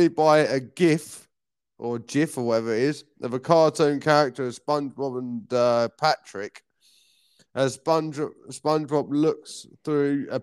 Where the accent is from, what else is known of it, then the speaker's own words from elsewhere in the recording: Maidstone, South East England, United Kingdom; I'm from Maidstone